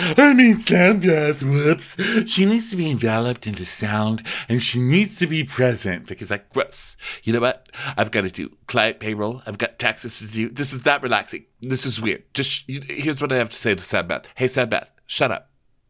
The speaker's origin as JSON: {"language": "English", "town": "New York City", "region": "New York", "country": "United States", "said": "I'm from New York City. All right. And there's horns everywhere."}